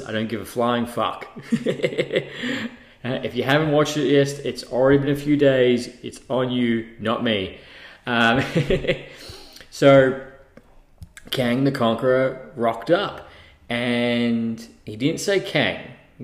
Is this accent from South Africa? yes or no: no; Australia; being an Australian, because we call them Crocs down here